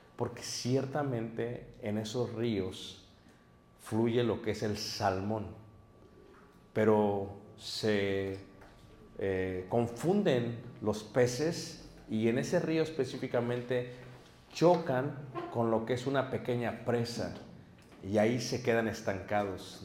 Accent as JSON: {"language": "Spanish", "region": "Mexico City", "country": "Mexico", "tie": "born or raised there", "moved": "yes", "lives_now": "Michigan, United States", "said": "me crié en Ciudad de México en un ambiente muy pesado."}